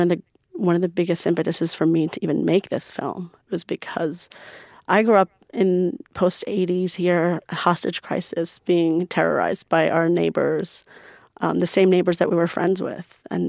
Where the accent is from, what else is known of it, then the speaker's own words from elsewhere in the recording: United States; You know, I grew up in America going to Persian school, I grew up as a Muslim, going to the mosque, growing up very spiritual in terms of religion.